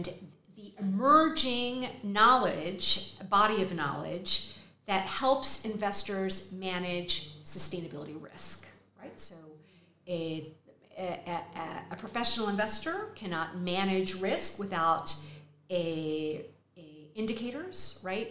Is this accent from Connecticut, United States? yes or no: no; Texas, United States; accent: Texas; moved away as an adult; also born or lived in New York; now in Madrid, Spain; With a Texas accent